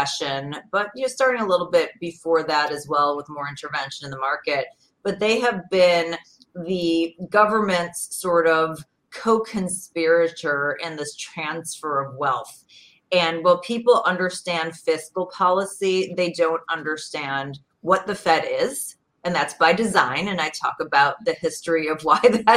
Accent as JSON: {"language": "English", "area": "Chicago suburbs", "region": "Illinois", "country": "United States", "tie": "born or raised there", "said": "I'm from Illinois originally. I grew up in the suburbs. You know, Chicago is my home"}